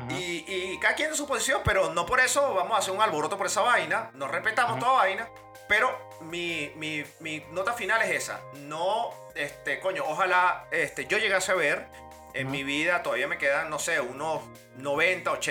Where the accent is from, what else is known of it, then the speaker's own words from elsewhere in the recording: Venezuela; por lo menos nosotros que somos venezolanos, que viajamos que jode.